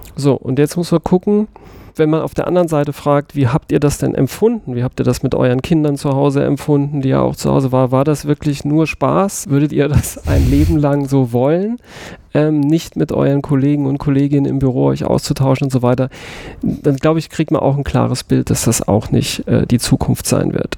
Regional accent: Saarbrücken, Saarland, Germany; ich bin im Saarland geboren, in Saarbrücken. Ich bin auch wirklich, wie einige wissen, stolz darauf

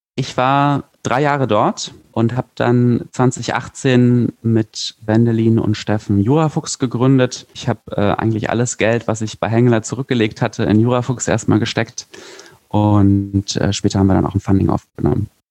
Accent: Berlin, Germany; Ich komme aus Berlin

